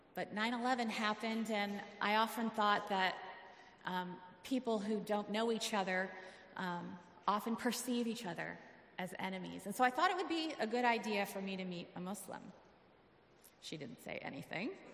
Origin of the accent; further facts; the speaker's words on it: Arizona, United States; I'm from Arizona